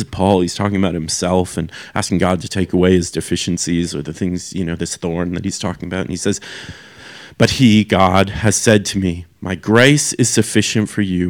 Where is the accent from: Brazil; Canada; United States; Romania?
Canada; moved away as an adult; now in Australia; I'm from Canada